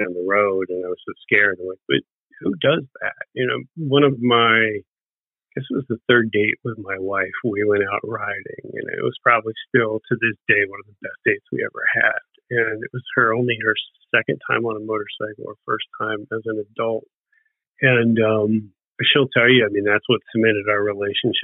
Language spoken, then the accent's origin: English; Bensalem, Pennsylvania, United States; now in Edgewater Park, United States; I grew up in Bensonville, Pennsylvania. It's a direct suburb of Philadelphia